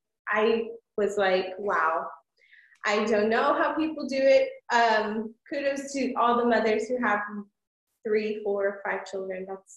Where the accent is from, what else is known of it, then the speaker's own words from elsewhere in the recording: San Antonio, Texas, United States; I'm from San Antonio, born and raised.